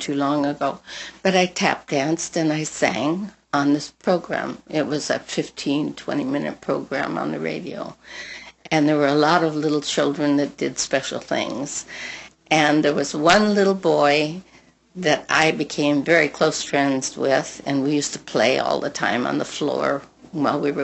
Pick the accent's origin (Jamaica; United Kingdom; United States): United States; Pasadena, California; when I was growing up in Pasadena, at school, I used to sing at all the dances